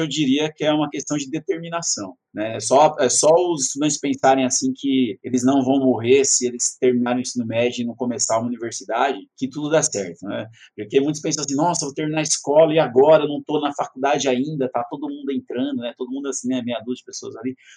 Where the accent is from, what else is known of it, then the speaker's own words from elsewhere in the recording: Itaquaquecetuba, São Paulo, Brazil; Sou de Itacoaxetuba, estudei desde a primeira série na escola Homero Fernando Milano até o terceiro ano do colégio